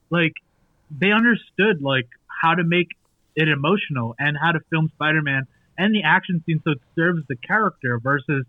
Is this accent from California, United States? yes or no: no; New York City, New York, United States; I grew up in Brooklyn